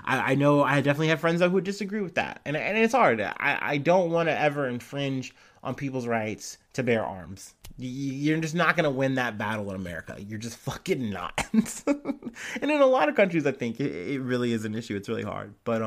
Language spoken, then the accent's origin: English; St. Louis, Missouri, United States; born there; I was born in St. Louis, Missouri.